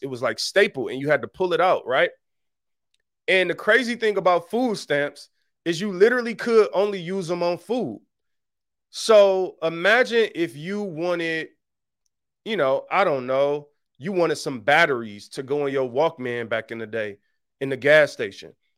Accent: Detroit, Michigan, United States; I'm really from Detroit. I'm, like, really from there. I really know how it is growing up on that level.

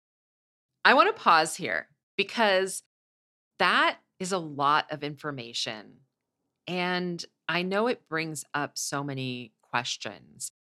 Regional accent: Midwest, United States; I'm from the Midwest, so I'm a hugger

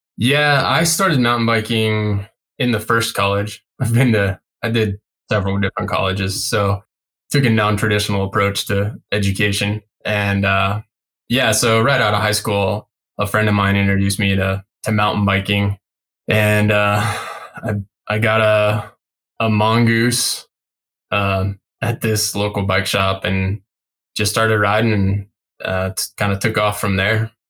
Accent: Denver, Colorado, United States; also born or lived in Glenwood Springs, Colorado; I'm from the Front Range in Colorado or Front Range Denver area

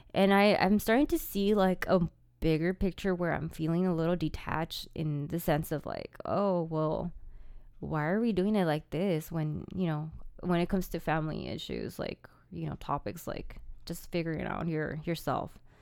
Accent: California, United States; I was born in California. I'm Californian

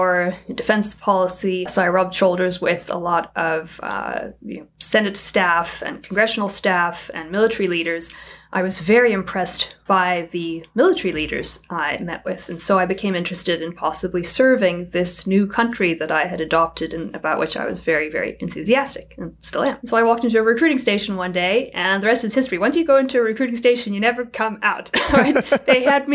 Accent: South Africa; moved away as an adult; now in United States; I was born and raised in South Africa

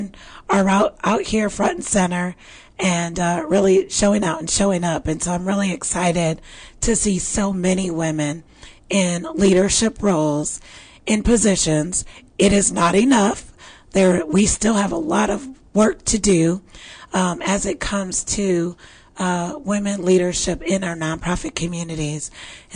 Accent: Midwest, United States; now in Texas, United States; I was raised in the Midwest where we had plenty of snow

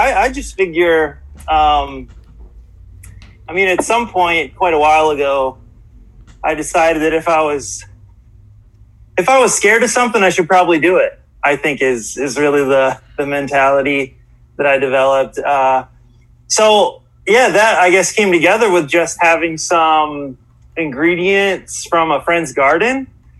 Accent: upstate New York, United States; moved away as an adult; also born or lived in Buffalo, New York; now in Honolulu, United States; So upstate New York is where I spent most of my years growing up. So it's like Corning, Elmira kind of area. It's about 5.5 hours from New York City, closer toward Buffalo. Then most recently, yeah, I'm coming from Buffalo, which is where my parents are living right now.

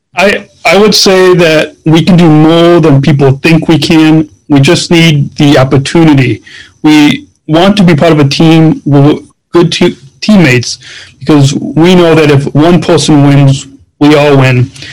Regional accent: Illinois, United States; my home state of Illinois

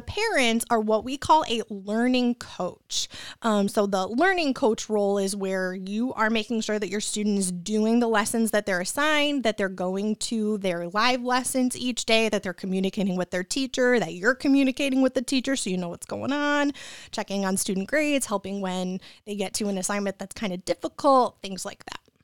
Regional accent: Troy, Michigan, United States; also born or lived in Royal Oak, Michigan / East Lansing, Michigan / Lake Orion, Michigan; I was born in Royal Oak, and then I grew up in Troy

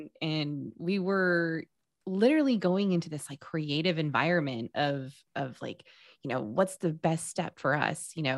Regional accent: Texas, United States; We're from Texas, y'all.

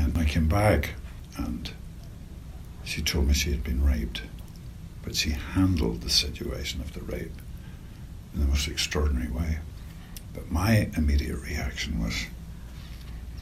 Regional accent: Northern Ireland, United Kingdom; I grew up in Northern Ireland in the Troubles

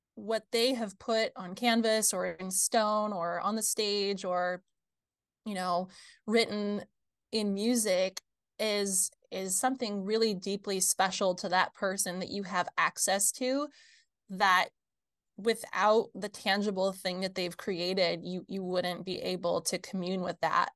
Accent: rural area an hour north of Fort Wayne, Midwest, Indiana, United States; now in Fort Wayne, United States; I grew up here in the Midwest, about an hour north of Fort Wayne, rural area

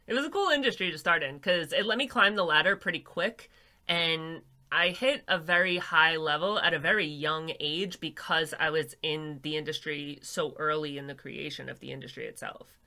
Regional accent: New York, United States; I'm a girl from New York

